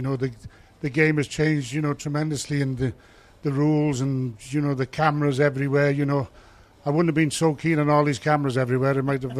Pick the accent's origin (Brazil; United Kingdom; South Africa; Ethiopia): United Kingdom; Cardiff, Wales; moved away as an adult; also born or lived in Halifax / Widnes; from growing up in Cardiff, starting in school with my Windsor Clive school, then joining the Cardiff Rugby Club